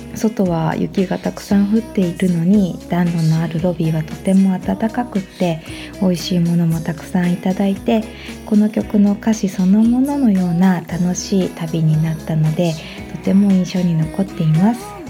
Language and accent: Japanese; Kanazawa, Ishikawa, Japan; moved away; also born or lived in Tokyo; 私たちは今地元